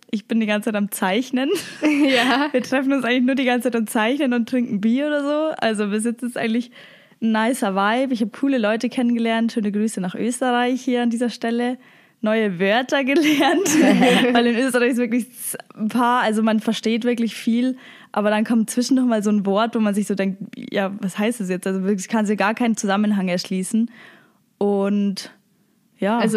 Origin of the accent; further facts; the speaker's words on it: near Munich, Bavaria, Germany; accent: Bavarian; moved away as an adult; now in Austria; ich komme aus der Nähe von München, also ich bin aus Bayern, haben alle so, also haben ein paar gesagt so, hey, ich dachte, du kommst aus Salzburg.